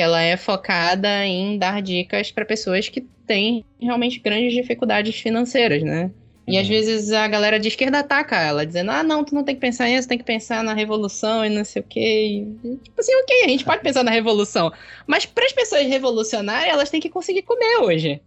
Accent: Belém, Pará, Brazil; also born or lived in Maringá, Paraná; eu sou de Belém, né? Daqui do, do Belém do Pará, aqui no norte.

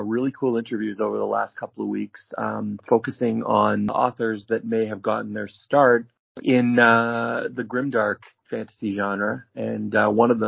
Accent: Canada; I come from Canada

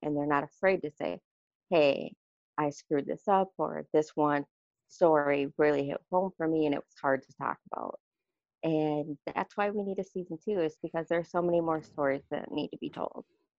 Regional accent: Wyoming, Minnesota, United States; I'm from Wyoming, Minnesota

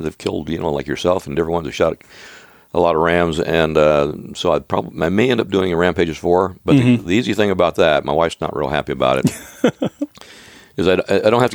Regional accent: Oregon, United States; moved away; we grew up in Oregon. And, we lived 3 miles apart, my wife

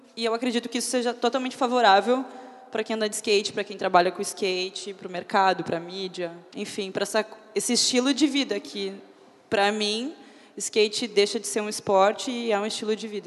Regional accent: Porto Alegre, Rio Grande do Sul, Brazil; now in São Paulo, Brazil; Eu sou de Porto Alegre, mas moro em São Paulo.

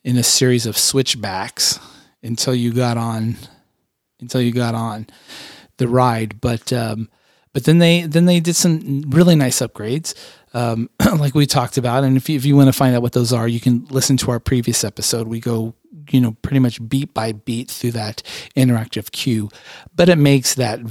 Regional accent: United States; also born or lived in Southern California / Phoenix, Arizona; I grew up in Southern California and also in Phoenix, Arizona

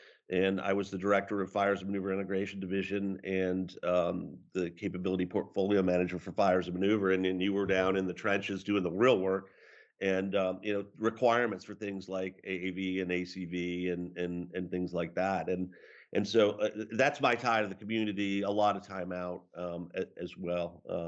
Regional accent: Cohasset, Massachusetts, United States; So I grew up in Cohasset, Massachusetts, and it's a typical American town, but a quintessential New England coastal community. And I was lucky to be born there and raised there

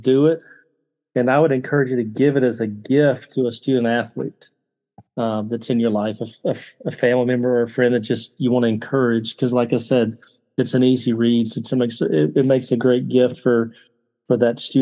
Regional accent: the South, United States; I grew up in the South

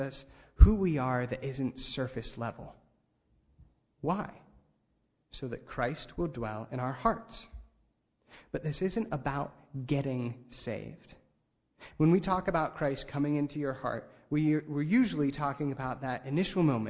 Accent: Ligonier, Pennsylvania, United States; I grew up in Ligonier, Pennsylvania

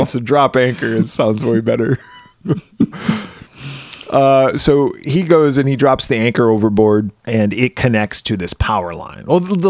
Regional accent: Wisconsin, United States; I grew up in Wisconsin. I was in high school in the 90s.

